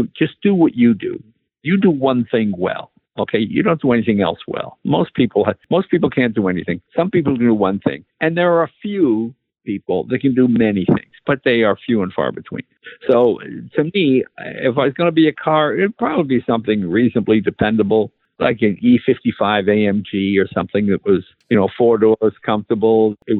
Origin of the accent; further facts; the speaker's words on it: East Coast, United States; moved away; I'm from the East Coast